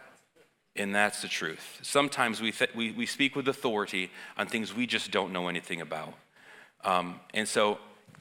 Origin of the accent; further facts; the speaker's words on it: United States; I'm American